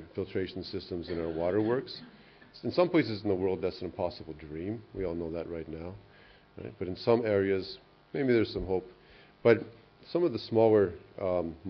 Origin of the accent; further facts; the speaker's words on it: Canada; I'm from Canada